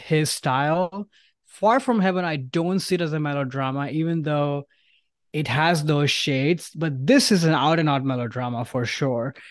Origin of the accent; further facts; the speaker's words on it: India; moved away; I grew up in India where there is no fall